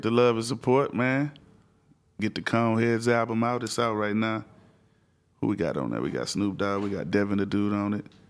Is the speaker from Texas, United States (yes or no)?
yes; Houston, Texas, United States; I'm from Houston